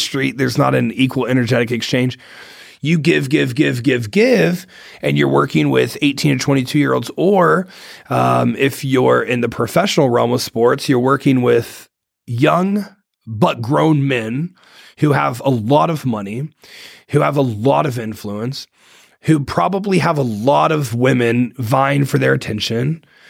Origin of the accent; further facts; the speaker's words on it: Ohio, United States; I'm from Ohio. I'm a Buckeye, born and raised